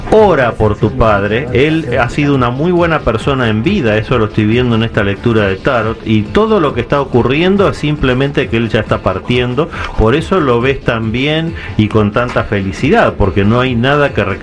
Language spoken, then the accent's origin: Spanish; Zacatecas, Mexico; yo soy de Zacatecas.